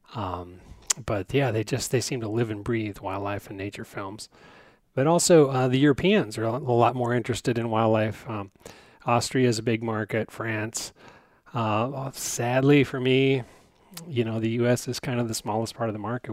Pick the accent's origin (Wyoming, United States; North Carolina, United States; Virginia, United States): Wyoming, United States; I'm from Wyoming